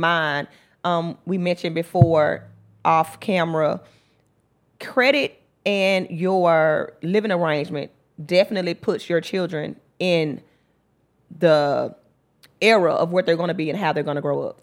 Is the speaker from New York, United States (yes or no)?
no; Memphis, Tennessee, United States; also born or lived in West Palm Beach, Florida; I was raised in the mound. I went to Mount Schools